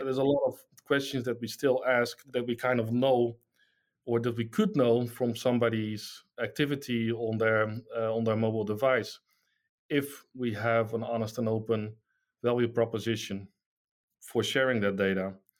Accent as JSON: {"language": "English", "country": "Netherlands", "said": "I'm from the Netherlands"}